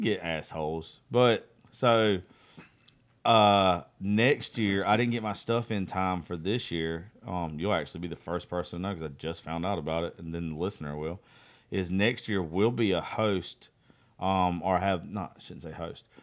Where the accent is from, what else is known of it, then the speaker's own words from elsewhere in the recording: Eastman, Georgia, United States; Eastman's my hometown